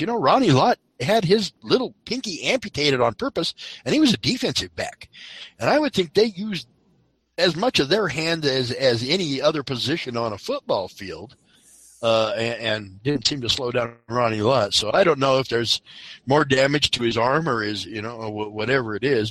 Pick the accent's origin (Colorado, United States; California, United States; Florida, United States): Colorado, United States; I'm from Colorado.